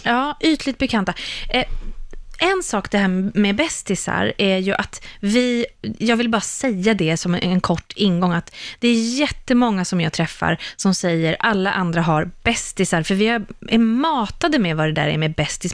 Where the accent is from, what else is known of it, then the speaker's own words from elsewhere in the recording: Sweden; vi svenskar